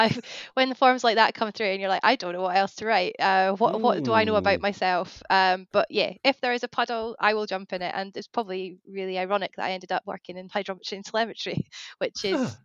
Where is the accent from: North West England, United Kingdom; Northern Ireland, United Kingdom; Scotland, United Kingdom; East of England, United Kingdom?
Scotland, United Kingdom; Scottish Borders; born or raised there; now in Norfolk, United Kingdom